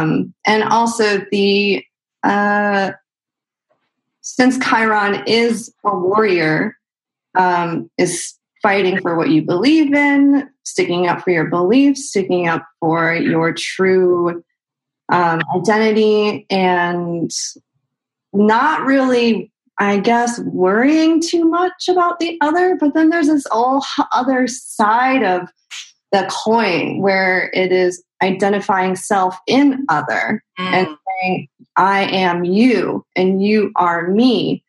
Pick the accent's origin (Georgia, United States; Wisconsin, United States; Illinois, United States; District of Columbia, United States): Illinois, United States; Chicago; now in California, United States; No, I'm from Chicago. Well, I've lived all over the place, but I'm mostly from Chicago. Went to school for photography in Chicago, mm-hmm. and then moved out to California in 2014.